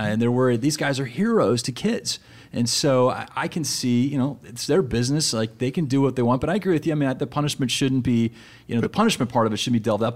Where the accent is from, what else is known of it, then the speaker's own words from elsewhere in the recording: Denver, Colorado, United States; I'm from Denver